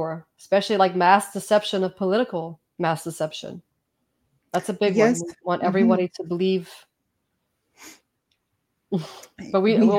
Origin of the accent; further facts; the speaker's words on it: the South, United States; accent: Southern; Did my Southern accent just try to manipulate that word?